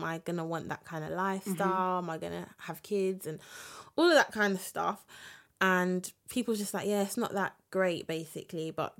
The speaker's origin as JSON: {"language": "English", "region": "London", "country": "United Kingdom", "said": "obviously I'm from London"}